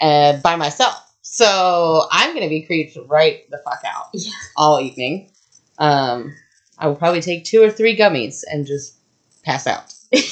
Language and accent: English; Texas, United States; It's just because I'm from Texas and I'm a Gryffindor and, you know.